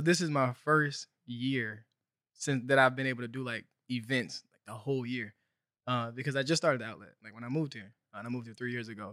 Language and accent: English; Helena, Arkansas, United States; moved away as an adult; also born or lived in Fayetteville, Arkansas; now in Los Angeles, United States; I'm from Helena. I'm from Arkansas. So I grew up, you know, very poor, underrepresented area.